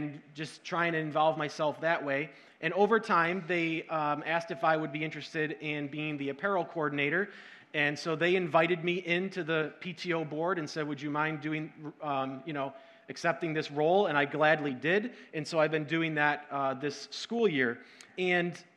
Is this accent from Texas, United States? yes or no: no; Syracuse, New York, United States; also born or lived in Rochester, New York; I grew up in Syracuse, and in 2005, we moved to Rochester